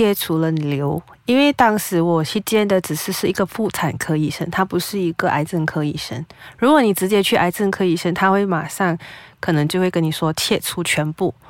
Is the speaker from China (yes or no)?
no; Penang, Malaysia; 因为我是槟城人，所以我还是回了家乡才去找医生。